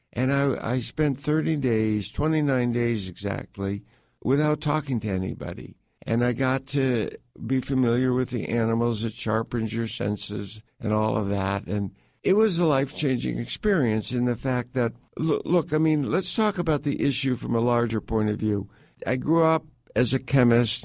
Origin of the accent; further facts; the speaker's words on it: Connecticut, United States; I grew up in suburban Connecticut.